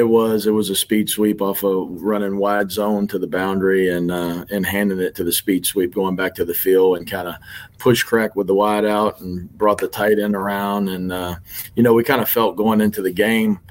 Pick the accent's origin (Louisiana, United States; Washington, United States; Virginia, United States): Louisiana, United States; Lake Charles; So I grew up in Lake Charles, Louisiana. I think I moved there when I was probably fourth or fifth grade